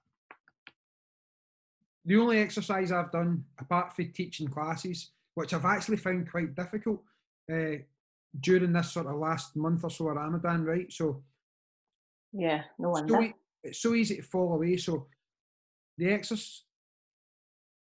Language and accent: English; Scotland, United Kingdom; we're Scottish